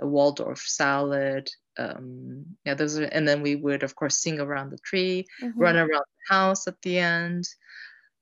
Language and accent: English; Tokyo, Japan; I grew up in Tokyo